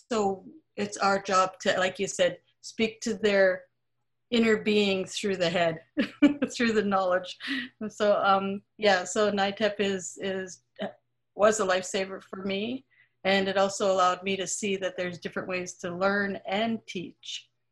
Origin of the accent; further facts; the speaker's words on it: Vancouver, British Columbia, Canada; I'm from the Musqueam Band here, um, where UBC actually sits